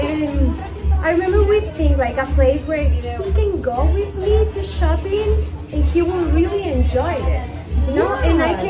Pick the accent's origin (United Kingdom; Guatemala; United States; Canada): Guatemala; Guatemala City, Guatemala Department; moved away as an adult; now in Antigua, Guatemala; I'm from Guatemala City, that's where I was born. But I moved here to Antigua like 7 years ago, maybe.